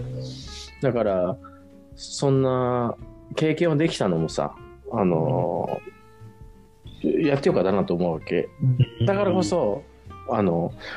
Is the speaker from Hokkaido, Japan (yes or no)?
no; Saitama, Japan; 俺ら田舎出身だからさ